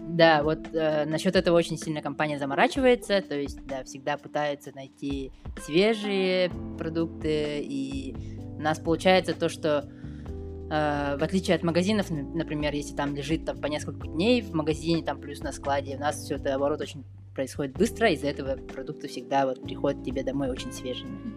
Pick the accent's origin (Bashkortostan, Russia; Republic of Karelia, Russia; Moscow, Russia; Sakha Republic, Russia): Sakha Republic, Russia; Yakutia; moved away as an adult; now in Berlin, Germany; я из Якутии